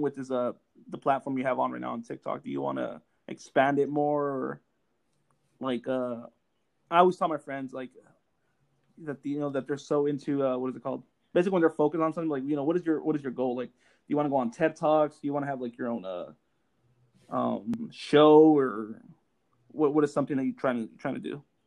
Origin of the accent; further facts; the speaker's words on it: Los Angeles, California, United States; I grew up in Los Angeles